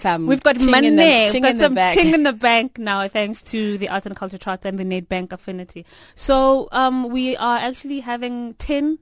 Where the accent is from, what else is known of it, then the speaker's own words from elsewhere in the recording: Marapyane, Mpumalanga, South Africa; my rural hometown in Marapyane